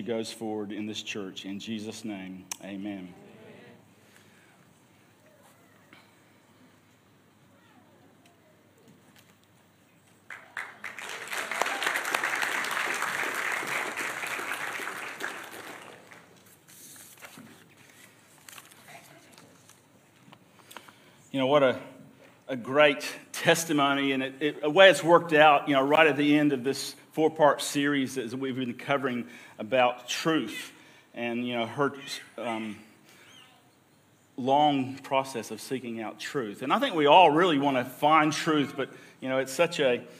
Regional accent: United States; also born or lived in Victoria, Australia; now in Australia; my home country, great America

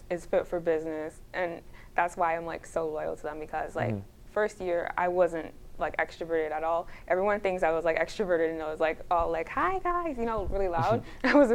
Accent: Toronto, Ontario, Canada; a kid coming from Scarborough

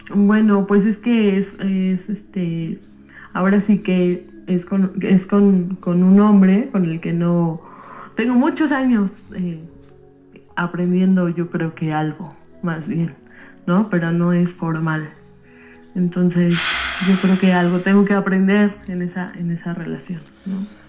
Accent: Mexico City, Mexico; soy de México

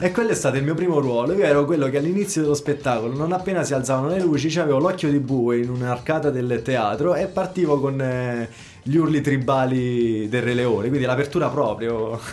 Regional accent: Roccafluvione, Marche, Italy; also born or lived in Apulia; io sono di Roccafluvione

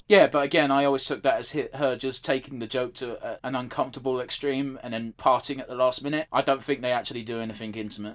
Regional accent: United Kingdom; we're British

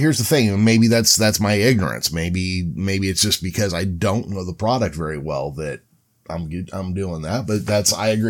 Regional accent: California, United States; as a Californian

